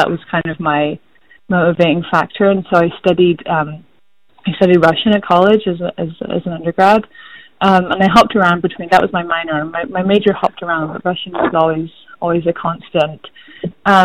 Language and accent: English; Scotland, United Kingdom; So I grew up, I've lost my accent, but I grew up in the north of Scotland in a small town.